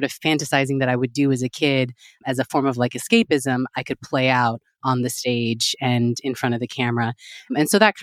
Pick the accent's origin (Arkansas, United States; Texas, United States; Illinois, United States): Texas, United States; now in New York City, United States; originally I'm from Texas